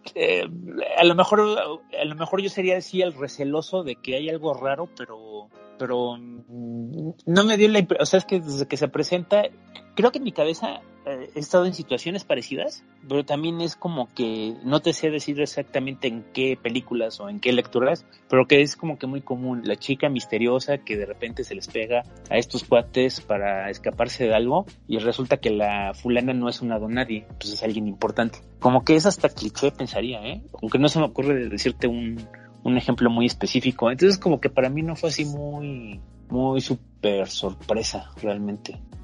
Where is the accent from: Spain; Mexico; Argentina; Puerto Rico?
Mexico; en México no tenemos ese tipo de narrativas